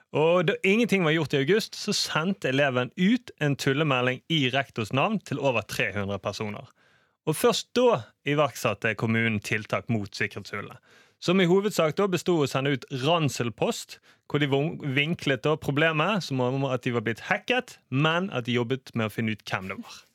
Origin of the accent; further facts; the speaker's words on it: Bergen, Vestland, Norway; som bergenser